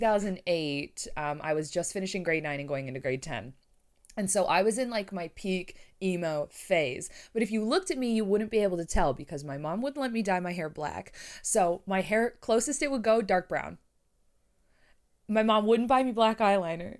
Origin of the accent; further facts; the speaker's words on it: Canada; I'm Canadian.